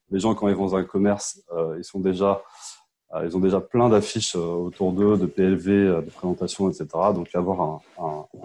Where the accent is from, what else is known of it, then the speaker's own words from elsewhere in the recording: Paris suburbs, Île-de-France, France; euh, j'ai 34 ans, je suis de banlieue parisienne.